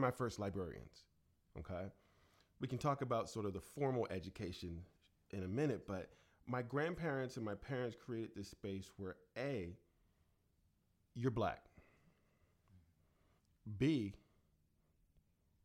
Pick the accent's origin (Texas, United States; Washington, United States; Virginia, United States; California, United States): Virginia, United States; Chesapeake; growing up in Chesapeake, Virginia, and my grandmother saying, get your own switch.